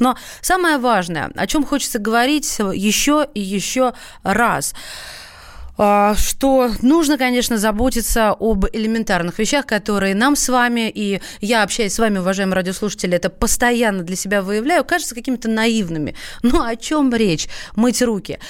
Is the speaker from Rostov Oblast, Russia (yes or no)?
no; Moscow, Russia; Мы, москвичи